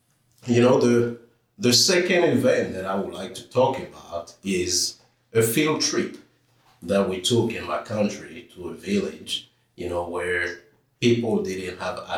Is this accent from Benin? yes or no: yes; Benin; moved away as an adult; also born or lived in Arkadelphia, Arkansas; now in Little Rock, United States; I'm originally from Benin, West Africa. It's a very small country in the Western Gulf of Africa. There is to the west of Nigeria.